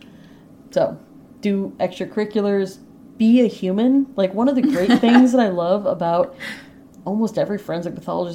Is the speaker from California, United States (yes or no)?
no; Connecticut, United States; I'm from Connecticut. Our AP courses were cross-credited at UConn